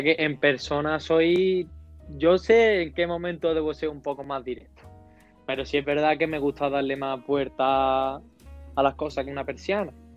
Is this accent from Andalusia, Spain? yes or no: yes; San Pedro Alcántara, Andalusia, Spain; moved away; also born or lived in Madrid; si le digo de San Pedro, pues yo tiro más a Marbella